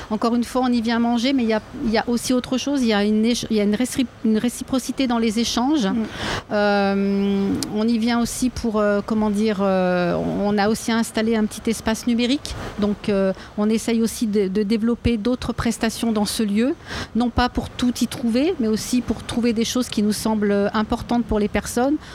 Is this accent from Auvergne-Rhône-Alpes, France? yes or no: yes; Lyon, Auvergne-Rhône-Alpes, France; dire aussi qu'on est lyonnais.